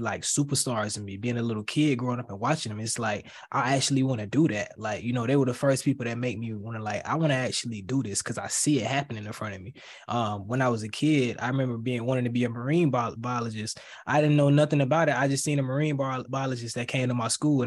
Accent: Florida, United States; I'm from Florida

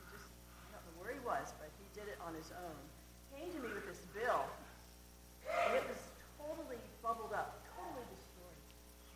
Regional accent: United States; I'm from America

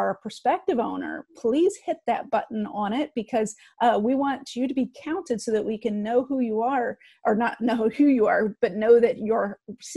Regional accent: Midwest, United States; I'm a Midwest girl and I grew up on Chicago thin

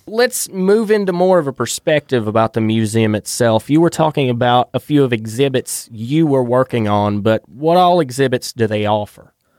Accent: Wilkes County, North Carolina, United States; the place we've grown up, Wilkes County, North Carolina

